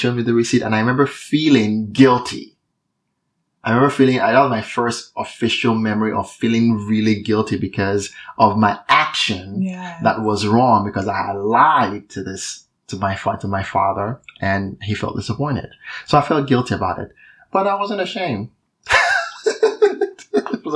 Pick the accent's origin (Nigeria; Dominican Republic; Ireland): Nigeria; moved away; I'm Nigerian. So I grew up in Nigeria